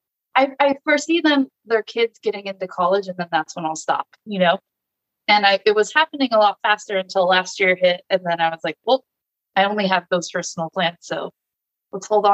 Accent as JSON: {"language": "English", "area": "Orange County", "region": "California", "country": "United States", "tie": "born or raised there", "lives_now": "Temecula, United States", "said": "I started in my hometown. I'm from Orange County."}